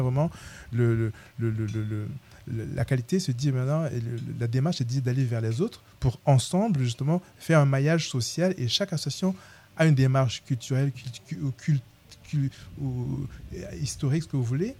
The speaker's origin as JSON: {"language": "French", "country": "Cameroon", "also_born_or_lived": "Paris", "moved": "yes", "lives_now": "Tours, France", "said": "au Cameroun, mon pays d'origine."}